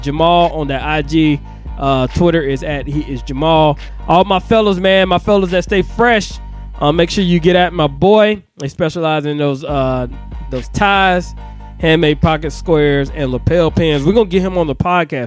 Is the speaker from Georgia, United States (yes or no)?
yes; Augusta, Georgia, United States; I'm from that Georgetown, Southwick Drive